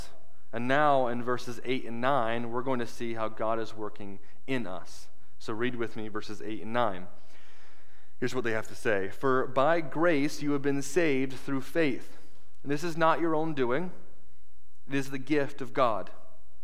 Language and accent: English; United States; I was an American